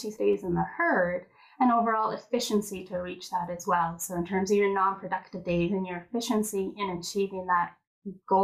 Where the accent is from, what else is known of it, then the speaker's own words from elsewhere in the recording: Edmonton, Alberta, Canada; I was born and raised here in Edmonton